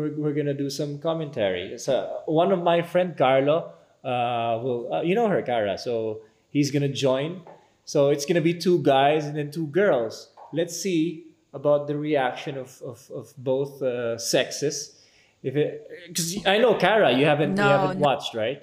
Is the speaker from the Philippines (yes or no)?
yes; Philippines; we as citizens, as Filipino people